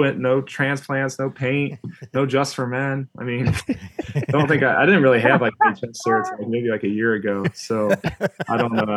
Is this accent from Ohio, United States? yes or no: yes; Cincinnati, Ohio, United States; where I grew up in Cincinnati